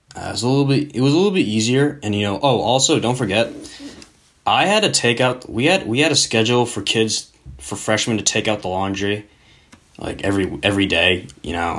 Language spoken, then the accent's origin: English; United States; as a very patriotic Asian American